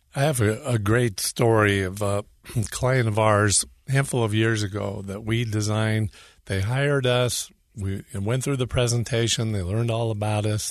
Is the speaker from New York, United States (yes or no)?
no; Northern California, United States; moved away as an adult; now in Utah, United States; California, northern originally